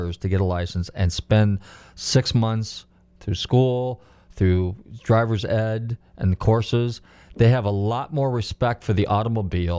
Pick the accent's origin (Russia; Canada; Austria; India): Austria; Baden, Lower Austria; moved away; also born or lived in Salzburg; I grew up in Baden by Wien